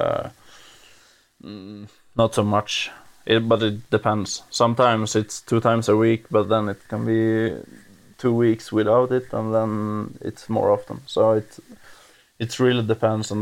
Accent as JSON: {"language": "English", "region": "Jämtland", "country": "Sweden", "tie": "born or raised there", "also_born_or_lived": "Åre, Sweden", "said": "My hometown is Opetand, and that's 10 kilometers outside of Östersund, but now I'm currently living in Östersund"}